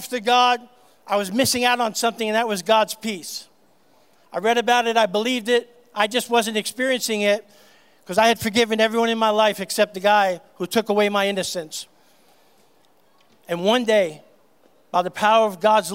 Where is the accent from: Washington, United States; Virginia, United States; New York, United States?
New York, United States; New York City; I grew up in New York City